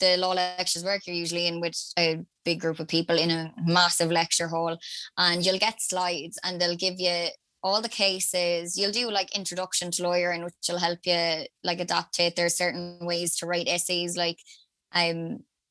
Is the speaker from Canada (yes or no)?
no; Limerick, Munster, Ireland; I'm from Limerick originally